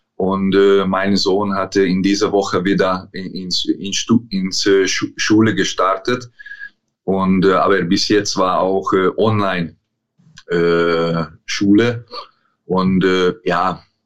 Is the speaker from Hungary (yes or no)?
yes; Szombathely, Vas, Hungary; German is a second language; moved away as an adult; also born or lived in Germany / England; die Stadt heißt äh, Szombathely, ist äh, schwer auszusprechen, aber das ist meine Heimatstadt. Ich habe hier, äh, bin ich hier aufgewachsen